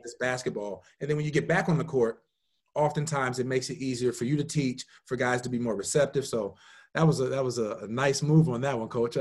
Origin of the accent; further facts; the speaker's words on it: Indiana, United States; I'm from Indiana